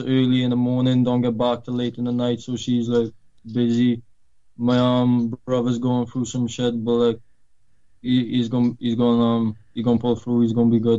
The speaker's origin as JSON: {"language": "English", "region": "Wales", "country": "United Kingdom", "tie": "born or raised there", "also_born_or_lived": "Poland", "said": "I'm from Poland, like I said, but when I was 7, I moved over to Wales, so I've been living here for like 13 years now."}